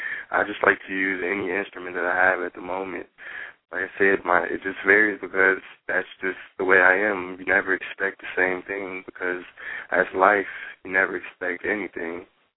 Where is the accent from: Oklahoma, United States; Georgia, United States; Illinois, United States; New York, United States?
Georgia, United States; Atlanta; born there; now in Pontiac, United States; Well, as you know, I was born in Atlanta, Georgia. I didn't stay there for too long. I moved up to Pontiac later on